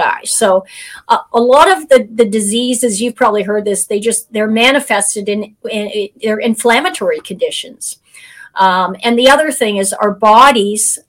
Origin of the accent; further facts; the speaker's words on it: Canada; we're both Canadian